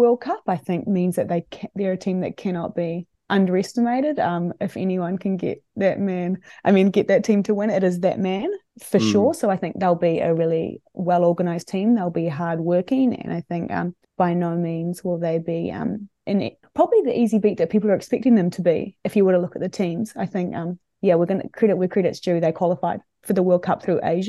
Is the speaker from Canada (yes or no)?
no; Palmerston North, Manawatū-Whanganui, New Zealand; my hometown, Palmerston North.